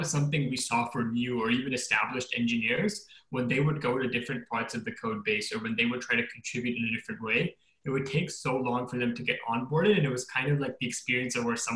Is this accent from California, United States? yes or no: yes; Fremont, California, United States; also born or lived in India / Philadelphia, Pennsylvania; I was born in India, but moved to the Bay Area when I was one. So pretty much grown up in California.